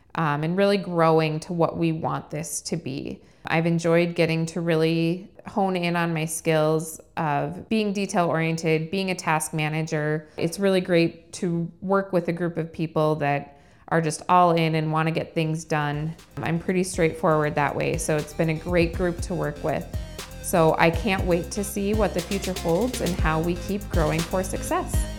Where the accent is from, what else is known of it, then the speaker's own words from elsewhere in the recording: Fargo, North Dakota, United States; also born or lived in Rochester, Minnesota, United States; I grew up in Fargo and graduated from North High